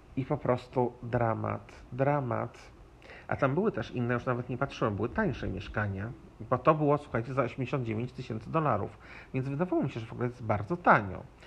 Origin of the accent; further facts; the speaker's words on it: Poland; now in Nuevo Laredo, Mexico; ja z Polski